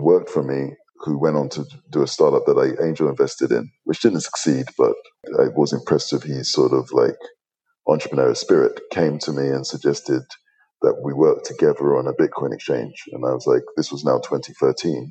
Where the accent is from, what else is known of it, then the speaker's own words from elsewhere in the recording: London, United Kingdom; moved away; my background is I'm a Londoner. I was born to hardworking, working class Nigerian parents. I was actually conceived in Nigeria, born in the UK. So I sort of made it, my mother made it to Heathrow Airport, and I sort of combat rolled down the stairs into London. And I grew up most of my life there.